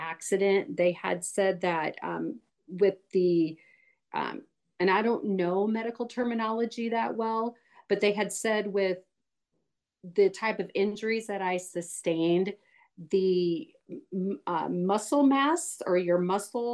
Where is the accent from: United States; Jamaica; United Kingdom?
United States; Omaha, Nebraska; now in Harlan, United States; I am from Omaha, Nebraska, like Michelle said. I live in Harlan now with my two kids